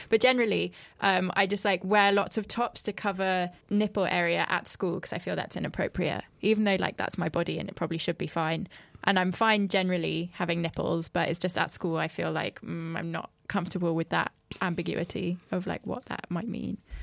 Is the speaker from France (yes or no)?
yes; France; moved away; I grew up in France